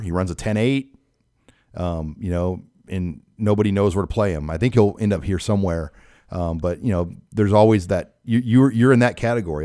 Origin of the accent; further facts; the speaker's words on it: Omaha, Nebraska, United States; went to a lot of Nebraska basketball games, a lot of Creighton basketball games growing up in Omaha